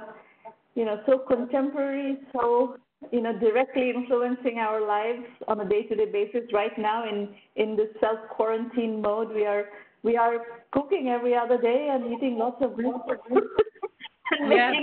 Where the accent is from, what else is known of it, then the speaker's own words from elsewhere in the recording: Kolkata, West Bengal, India; moved away; I'm originally from Calcutta, India